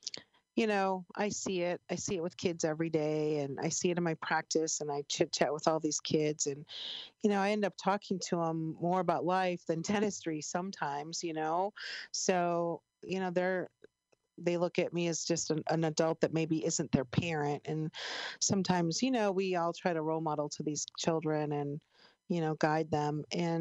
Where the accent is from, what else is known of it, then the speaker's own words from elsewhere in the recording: Chicago, Illinois, United States; I'm from Chicago